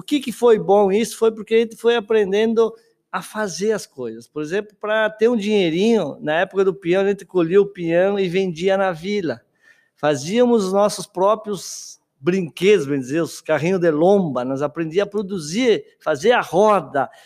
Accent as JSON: {"language": "Portuguese", "town": "Guaporé", "region": "Rio Grande do Sul", "country": "Brazil", "tie": "born or raised there", "moved": "as an adult", "said": "na minha região que eu nasci, ali em Guaporé"}